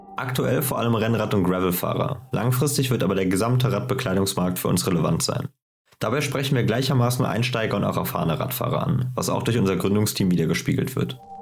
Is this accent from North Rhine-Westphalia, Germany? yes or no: yes; Cologne, North Rhine-Westphalia, Germany; Wir kommen beide aus Köln